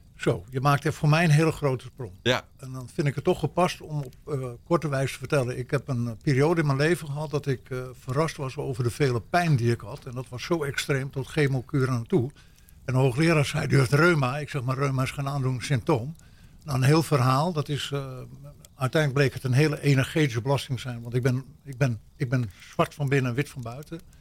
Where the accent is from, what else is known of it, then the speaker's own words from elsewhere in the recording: Netherlands; also born or lived in United States; als echte Nederlander